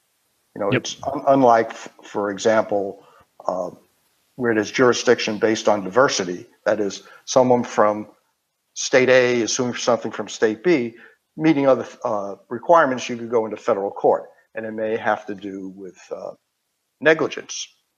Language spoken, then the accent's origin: English; Queens, New York, United States; accent: Queens accent; So if you can't tell by my accent, I'm from Queens, New York.